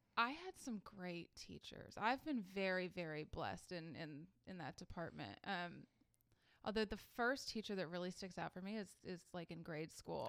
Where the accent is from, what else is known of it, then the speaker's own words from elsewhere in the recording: Atlanta, Georgia, United States; moved away as an adult; also born or lived in Louisiana; now in Augusta, United States; I grew up mostly in Atlanta